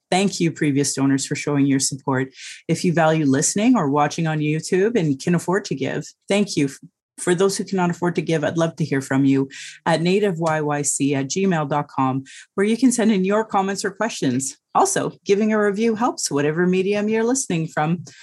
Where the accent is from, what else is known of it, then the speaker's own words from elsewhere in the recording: Calgary, Alberta, Canada; I was born in Calgary